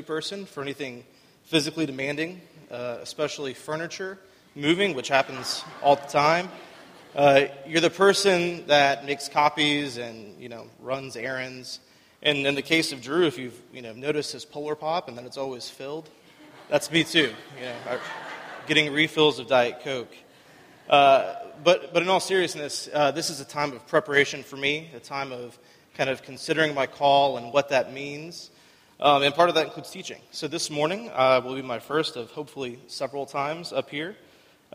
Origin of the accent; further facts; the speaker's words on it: Winter Haven, Florida, United States; I'm from Winter Haven. I lived here pretty much my whole life. I went to Winter Haven High School